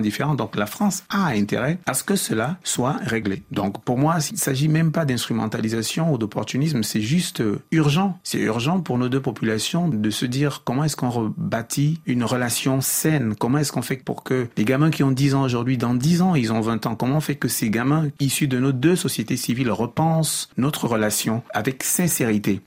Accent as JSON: {"language": "French", "country": "Cameroon", "said": "en tant que Camerounais"}